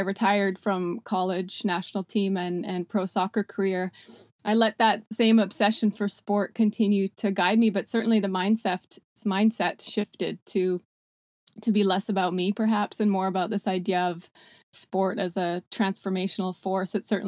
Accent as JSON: {"language": "English", "country": "Canada", "tie": "born or raised there", "also_born_or_lived": "South Africa", "lives_now": "United States", "said": "I was born in South Africa, immigrated to Canada when I was 6 years old with my parents and three siblings, where I spent an amazing childhood in a small ski town."}